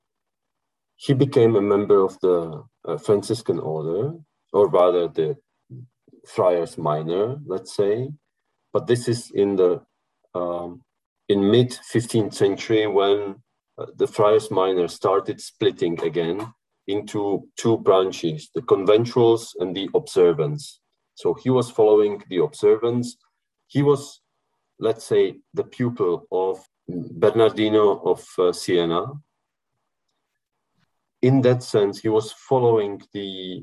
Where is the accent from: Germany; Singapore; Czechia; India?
Czechia; Bohemia; I'm from Bohemia.